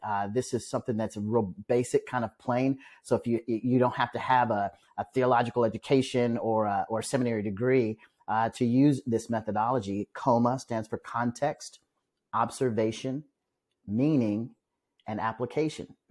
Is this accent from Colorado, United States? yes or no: no; Omaha, Nebraska, United States; moved away as an adult; now in Douglasville, Georgia, United States; back in Omaha, Nebraska, where I'm from.